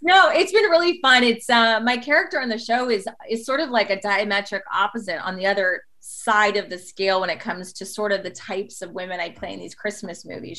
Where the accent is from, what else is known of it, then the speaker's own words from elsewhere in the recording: Toronto, Ontario, Canada; now in Los Angeles, United States; growing up in Toronto, which is kind of like little New York